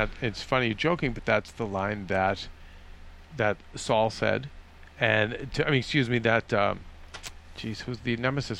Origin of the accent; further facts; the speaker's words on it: Boston, Massachusetts, United States; we're from Boston.